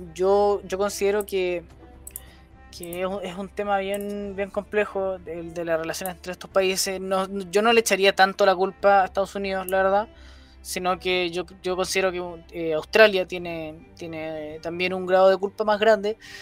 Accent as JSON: {"language": "Spanish", "country": "Chile", "said": "como chilenos"}